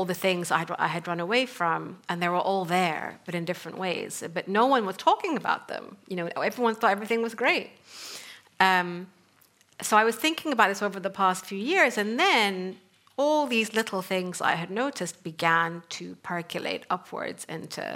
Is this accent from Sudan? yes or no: yes; Sudan; moved away as an adult; also born or lived in North Africa / Middle East; I come from Sudan, and I grew up in North Africa and the Middle East